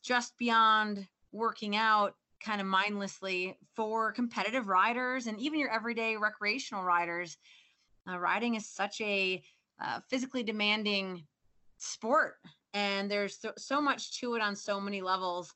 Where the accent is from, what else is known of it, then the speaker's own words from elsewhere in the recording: Midwest, United States; moved away as an adult; also born or lived in Fort Collins, Colorado; now in Colorado, United States; I grew up in the Midwest